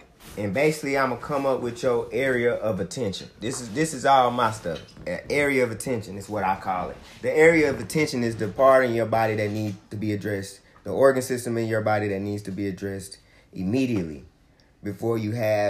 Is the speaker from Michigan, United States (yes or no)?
no; Gaston, Alabama, United States; also born or lived in Gary, Indiana; now in Huntsville, United States; My family migrated down here to Gaston.